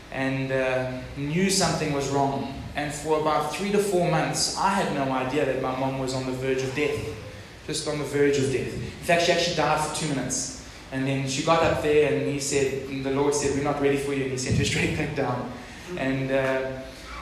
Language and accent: English; Durban, KwaZulu-Natal, South Africa; moved away; also born or lived in Port Elizabeth; I was from Durban. And now from PE